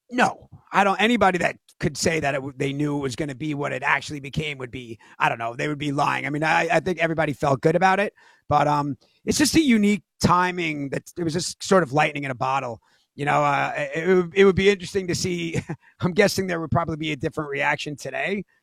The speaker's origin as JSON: {"language": "English", "region": "New York", "country": "United States", "said": "The cast were just like regular guys, like we're all from New York, some different part of it."}